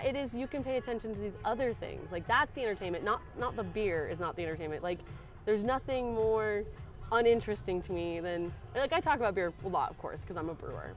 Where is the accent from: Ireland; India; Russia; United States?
United States; Aurora, Colorado; moved away as an adult; also born or lived in Asheville, North Carolina; I'm from Denver, so well, around Denver, Aurora